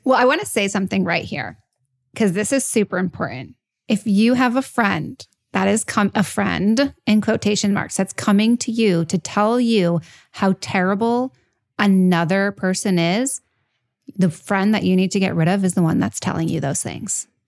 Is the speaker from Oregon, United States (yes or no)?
no; New York, United States; I'm a New Yorker, I'm Italian.